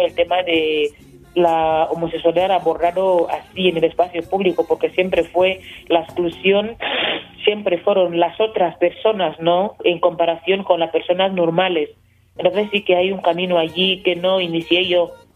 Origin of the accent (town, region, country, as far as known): Equatorial Guinea